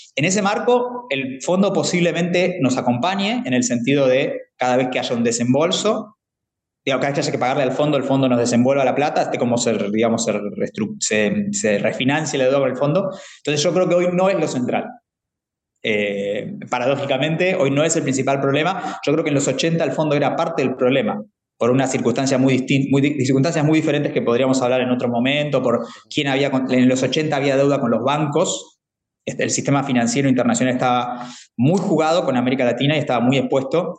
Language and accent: Spanish; Argentina